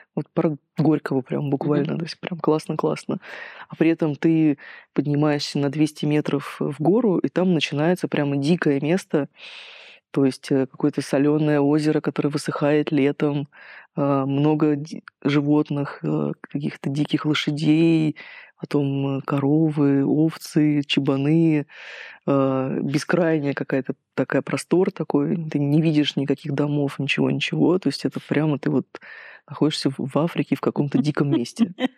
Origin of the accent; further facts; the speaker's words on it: Russia; now in Georgia